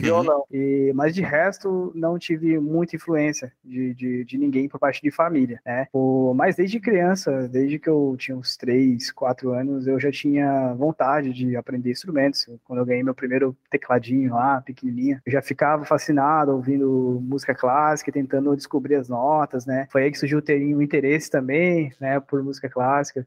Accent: Sorocaba, São Paulo, Brazil; eu sou natural de Sorocaba, né, né, no interior de São Paulo

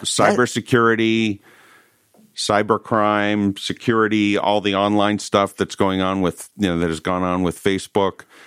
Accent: Northeast, United States; moved away; I'm originally from the Northeast

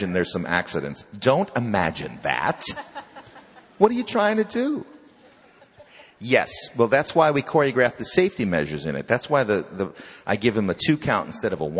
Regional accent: Chicago, Illinois, United States; I grew up in Chicago.

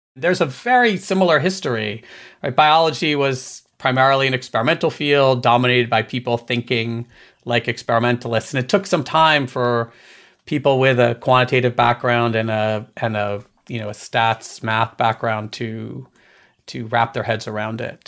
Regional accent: Maryland, United States; also born or lived in Boston, Massachusetts; we moved from Boston when I was a kid down to Maryland

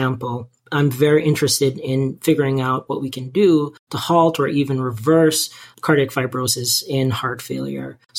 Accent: Jamaica; moved away; growing up in Jamaica

